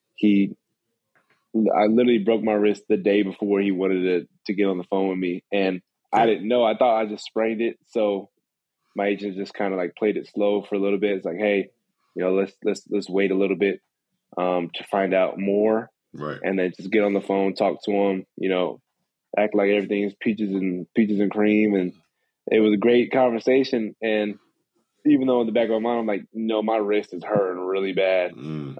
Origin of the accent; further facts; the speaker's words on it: San Antonio, Texas, United States; now in Lexington, United States; growing up in San Antonio